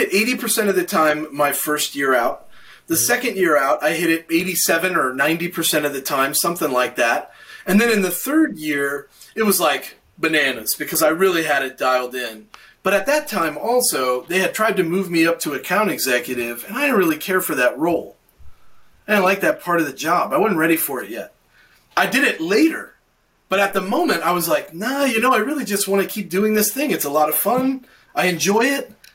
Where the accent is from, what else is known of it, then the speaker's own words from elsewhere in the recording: Knoxville, Tennessee, United States; my hometown of Knoxville, Tennessee